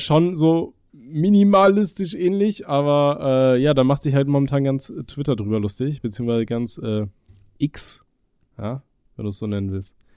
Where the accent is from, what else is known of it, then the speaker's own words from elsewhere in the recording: Aachen, North Rhine-Westphalia, Germany; ich komme ja gebürtig aus Aachen